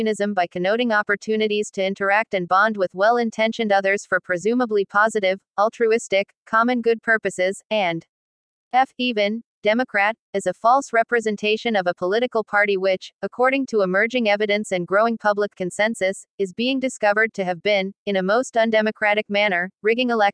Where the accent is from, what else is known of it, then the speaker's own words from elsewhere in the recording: United States; as an American